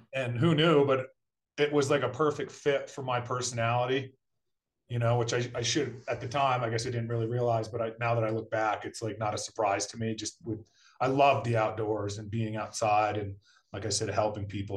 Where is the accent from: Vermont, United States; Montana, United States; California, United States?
Vermont, United States; Brattleboro; moved away as an adult; now in Colorado, United States; I grew up in Brattleboro, Vermont.